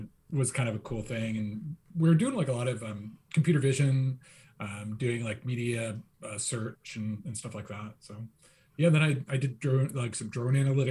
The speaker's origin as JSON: {"language": "English", "region": "Pennsylvania", "country": "United States", "tie": "born or raised there", "also_born_or_lived": "Canada", "moved": "as an adult", "lives_now": "Seattle, United States", "said": "I was a Phillies fan growing up because I grew up in Pennsylvania"}